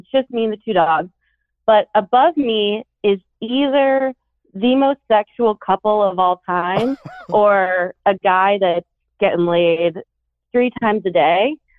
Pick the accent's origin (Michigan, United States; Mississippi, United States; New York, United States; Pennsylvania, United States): Pennsylvania, United States; Philadelphia; now in Charleston, United States; I'm from Philly, too.